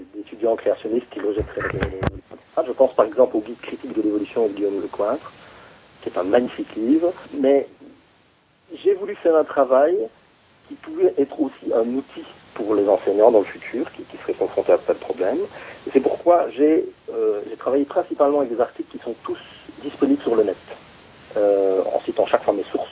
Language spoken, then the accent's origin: French; Belgium; chez nous, en Belgique